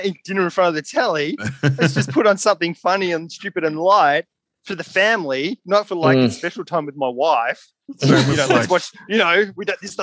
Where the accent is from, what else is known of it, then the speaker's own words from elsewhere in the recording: Mordialloc, Victoria, Australia; when I was growing up in Mordialloc, there was me and my brother